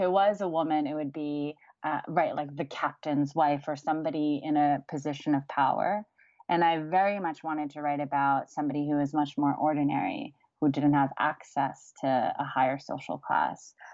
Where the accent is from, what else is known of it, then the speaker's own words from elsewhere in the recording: United States; growing up in the States